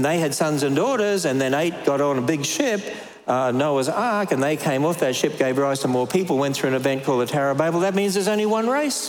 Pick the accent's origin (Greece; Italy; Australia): Australia; now in United States; I'm Australian